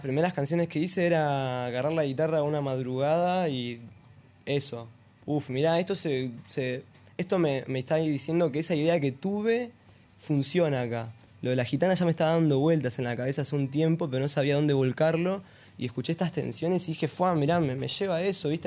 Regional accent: Buenos Aires, Argentina; now in Victoria, Argentina; Yo soy de, acá, de Buenos Aires

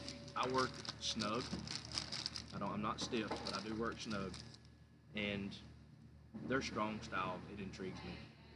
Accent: Ragland, Alabama, United States; for my hometown, the last time I was in that gym was probably 7 years ago.

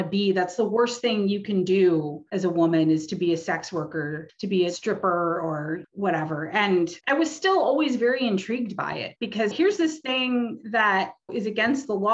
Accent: Detroit, Michigan, United States; I grew up in the Detroit area

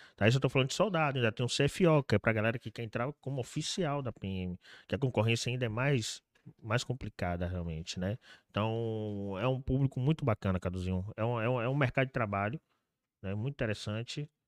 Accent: Salvador, Bahia, Brazil; E eu nasci e fui criado na Cidade Baixa, CBX, CBX, né? Nos antigos alagados

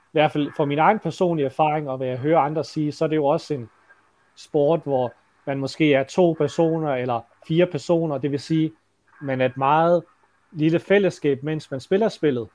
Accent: Denmark; som dansker og har opvokset her

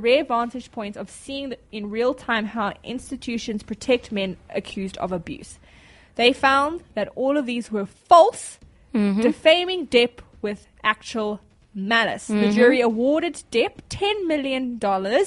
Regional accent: South Africa; I'm from South Africa

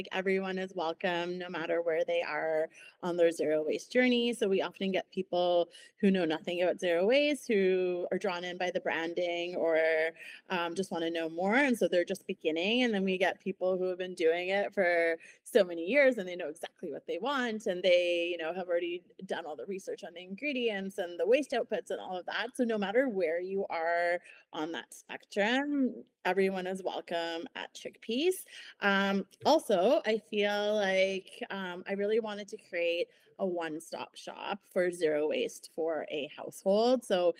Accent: Ontario, Canada; moved away as an adult; now in Kelowna, Canada; I came from Ontario, and I did my master's here focusing on sustainability.

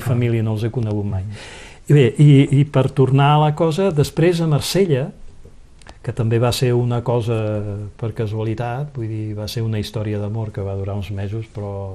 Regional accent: Barcelona, Catalonia, Spain; accent: Catalan; moved away as an adult; also born or lived in France / Conflent; now in Vernet, France; al sentir el meu accent, ja van veure que era català

